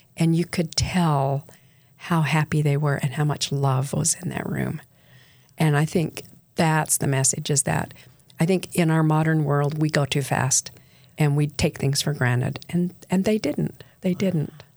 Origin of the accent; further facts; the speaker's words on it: Bountiful, Utah, United States; also born or lived in St. George, Utah; I was raised in Bountiful, Utah